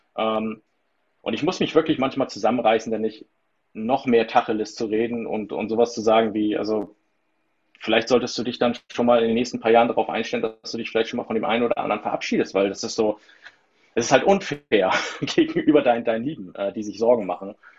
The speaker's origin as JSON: {"language": "German", "area": "between the North Sea and Baltic Sea, near the Danish border", "region": "Schleswig-Holstein", "country": "Germany", "said": "ich wohne zwischen den Meeren, zwischen Nord- und Ostsee, im schönsten äh, Bundesland äh, Deutschlands"}